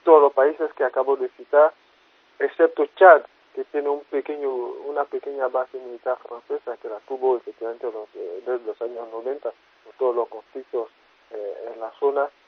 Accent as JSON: {"language": "Spanish", "country": "Côte d’Ivoire", "said": "yo soy de Costa del Marfil"}